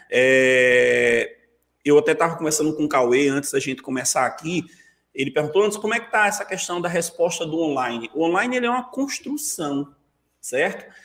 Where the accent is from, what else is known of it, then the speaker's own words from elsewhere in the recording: Vitória de Santo Antão, Pernambuco, Brazil; moved away as an adult; also born or lived in Salgueiro / Serra Talhada; now in João Pessoa, Brazil; Quando eu voltei para Vitória, eu voltei como professor daquela escola